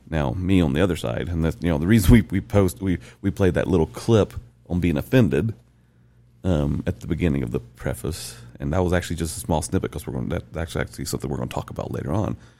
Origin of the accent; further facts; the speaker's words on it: the South, United States; moved away as an adult; now in Utah, United States; I'm born and raised in the South. I'm from the South